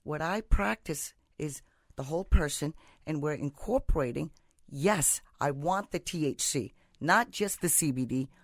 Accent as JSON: {"language": "English", "country": "India", "moved": "yes", "lives_now": "United States", "said": "I'm from India."}